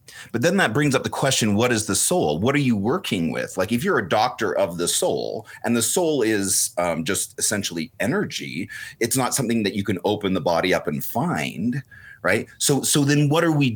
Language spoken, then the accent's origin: English; just outside of Vancouver, British Columbia, Canada; I was raised just outside of Vancouver, British Columbia